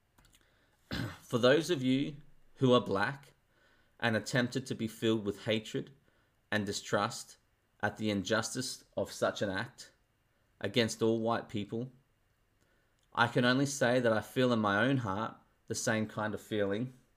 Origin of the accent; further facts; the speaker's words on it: Australia; I'm Australian.